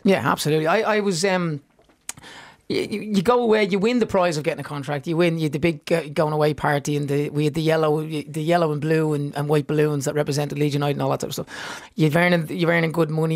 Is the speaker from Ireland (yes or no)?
yes; Dublin, Leinster, Ireland; growing up in Seagrange Avenue in Baldoyle, out the back garden